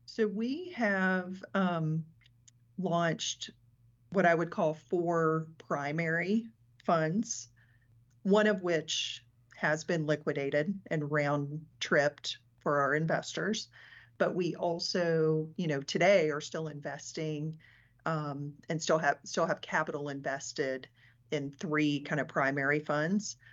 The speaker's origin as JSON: {"language": "English", "town": "Mountain Home", "region": "Arkansas", "country": "United States", "tie": "born or raised there", "moved": "as an adult", "lives_now": "Denver, United States", "said": "born and raised in Arkansas"}